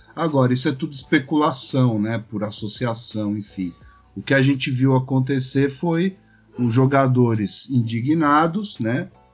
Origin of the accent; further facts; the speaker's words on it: São Paulo, Brazil; now in Florianópolis, Brazil; eu sou de São Paulo, mas eu moro em Florianópolis